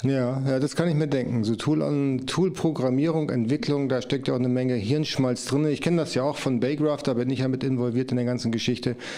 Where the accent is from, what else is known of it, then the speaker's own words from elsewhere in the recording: Germany; Ich komme aus der Nähe von Bremen